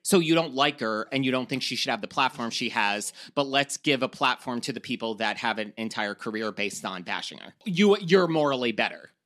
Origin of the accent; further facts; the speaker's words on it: New York, United States; accent: New York; my, like, disgusting New York accent